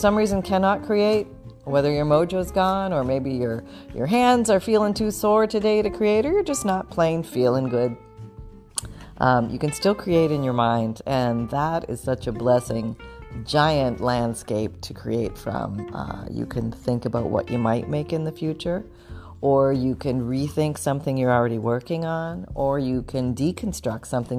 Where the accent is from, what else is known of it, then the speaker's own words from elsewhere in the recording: Canada; now in Florida, United States; I was born in Canada